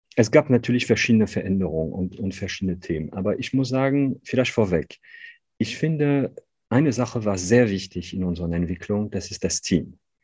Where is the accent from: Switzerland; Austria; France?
France; northern France; accent: Ch'ti; German is a second language; moved away as an adult; now in Cologne, Germany; ich bin Franzose, ich bin gebürtiger Franzose, ich bin aufgewachsen in einer ganz kleinen Stadt in Nordfrankreich